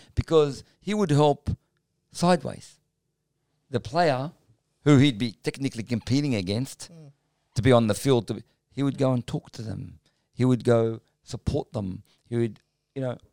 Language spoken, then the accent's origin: English; Sydney, New South Wales, Australia; also born or lived in Melbourne, Victoria; I grew up in Guildford, Auburn, Parramatta, Sunshine West, Broadmeadow